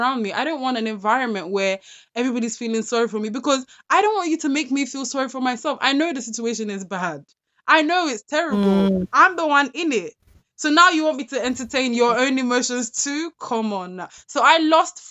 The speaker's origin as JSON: {"language": "English", "region": "London", "country": "United Kingdom", "tie": "born or raised there", "said": "I grew up in South London"}